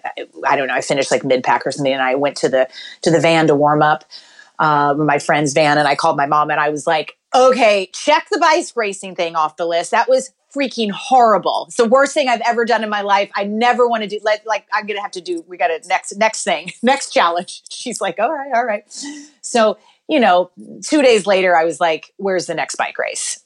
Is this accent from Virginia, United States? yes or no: no; Kentucky, United States; I grew up in Kentucky